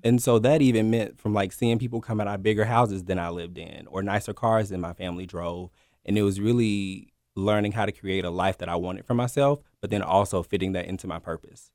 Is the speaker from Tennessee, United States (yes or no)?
yes; Memphis, Tennessee, United States; born and raised here in Memphis.